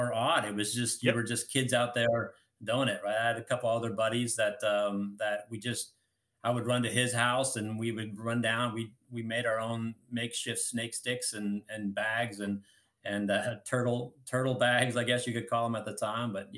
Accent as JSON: {"language": "English", "region": "Colorado", "country": "United States", "tie": "born or raised there", "said": "I grew up in Colorado, and I lived in a subdivision"}